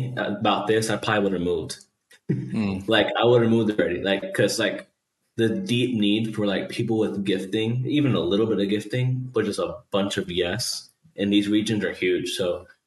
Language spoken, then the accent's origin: English; New York, United States; now in Dallas, United States; I was born in New York and I grew up around New Yorkers